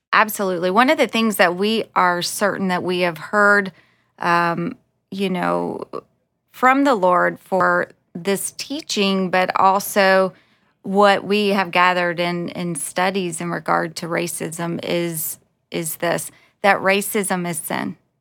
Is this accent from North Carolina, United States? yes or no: no; South Carolina, United States; moved away as an adult; also born or lived in Los Angeles; I was born in South Carolina